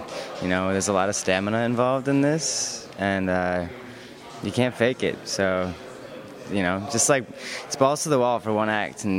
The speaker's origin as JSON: {"language": "English", "town": "Grand Rapids", "region": "Michigan", "country": "United States", "tie": "born or raised there", "moved": "as an adult", "lives_now": "New York City, United States", "said": "a ballet company in my hometown. Where's that? Grand Rapids, Michigan."}